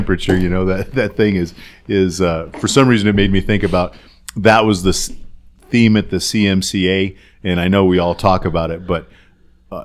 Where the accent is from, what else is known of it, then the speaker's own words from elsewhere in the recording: Colorado, United States; we all know we're from Colorado